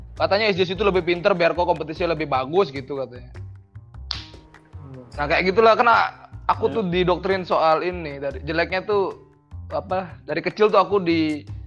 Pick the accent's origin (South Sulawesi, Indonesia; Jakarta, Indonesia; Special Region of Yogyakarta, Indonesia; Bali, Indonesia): Bali, Indonesia; aku orang Bali nih, aku dari pesantren